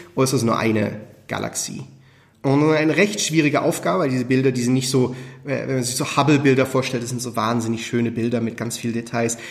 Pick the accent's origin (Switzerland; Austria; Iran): Switzerland; Schweizer und Schweizer Firma